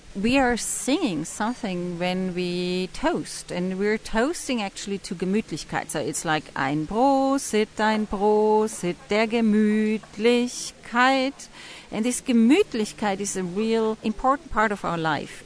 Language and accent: English; England, United Kingdom; also born or lived in Indonesia; I'm English, but I travel a lot in Indonesia